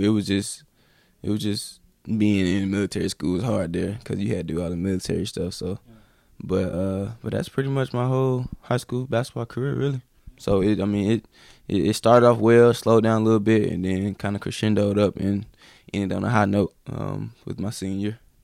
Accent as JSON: {"language": "English", "town": "High Point", "region": "North Carolina", "country": "United States", "tie": "born or raised there", "said": "I grew up in High Point, North Carolina."}